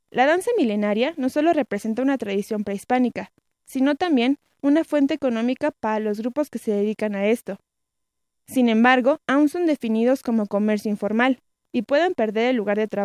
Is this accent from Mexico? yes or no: yes; Mexico; Es algo que me simboliza como mexicana, como mexica.